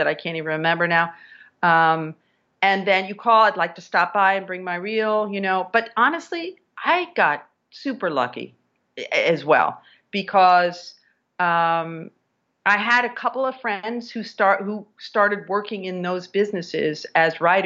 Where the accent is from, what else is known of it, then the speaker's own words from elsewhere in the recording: Virginia, United States; now in New York City, United States; my home state of Virginia